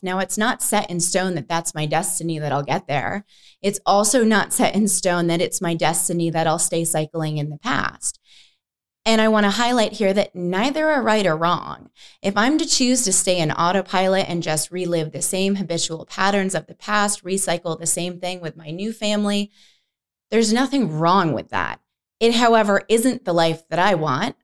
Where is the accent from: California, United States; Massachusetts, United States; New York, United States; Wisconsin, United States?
New York, United States; moved away as an adult; also born or lived in Boston / San Francisco / Denver / Los Angeles; now in Arizona, United States; I grew up in New York. I moved to Boston right after high school